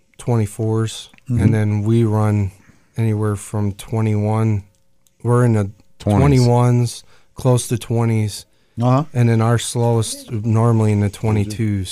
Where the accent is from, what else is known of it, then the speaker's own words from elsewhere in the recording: Cleveland, Ohio, United States; now in Akron, United States; I drove in from Akron, but I was born in Cleveland